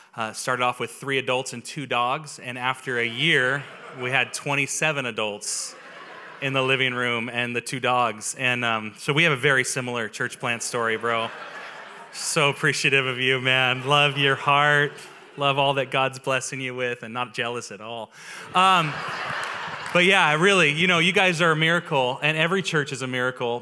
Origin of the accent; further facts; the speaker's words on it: Auburn, California, United States; the Auburn that I grew up